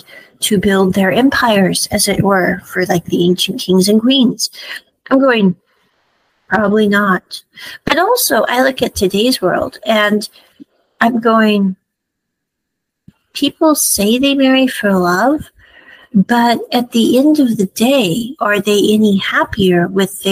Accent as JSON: {"language": "English", "region": "Midwest", "country": "United States", "tie": "born or raised there", "said": "I grew up in the Midwest"}